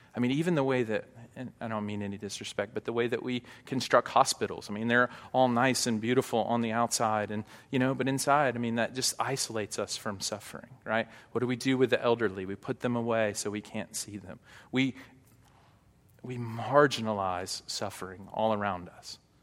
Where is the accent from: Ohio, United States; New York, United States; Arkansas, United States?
Arkansas, United States; Hot Springs; moved away; I grew up in Hot Springs